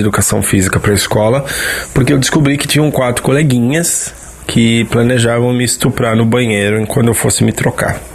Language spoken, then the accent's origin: Portuguese; São Paulo, Brazil; now in Southern Brazil; eu tenho 36 anos, sou de São Paulo, mas vivo no Sul